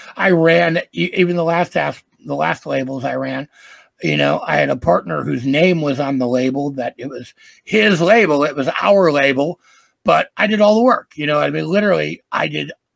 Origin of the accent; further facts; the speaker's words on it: Green Bay, Wisconsin, United States; moved away as an adult; also born or lived in Los Angeles, California; I'm from the Green Bay, Wisconsin area. I moved to L.A. and lived there for 20 some odd years, I still go back and forth.